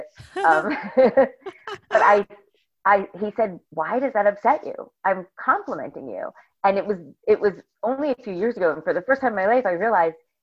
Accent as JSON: {"language": "English", "area": "Bergen County", "region": "New Jersey", "country": "United States", "tie": "born or raised there", "said": "I grew up in Bergen County, New Jersey"}